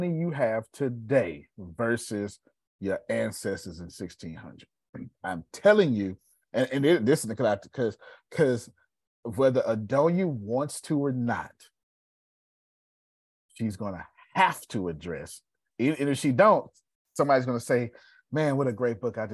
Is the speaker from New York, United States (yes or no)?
no; Texas, United States; we're Texan